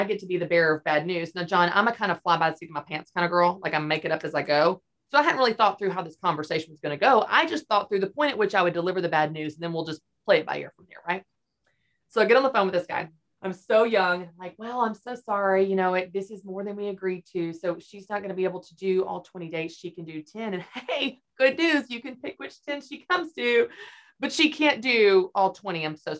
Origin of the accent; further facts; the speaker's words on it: Nashville, Tennessee, United States; I don't even have to move. I'm from Nashville.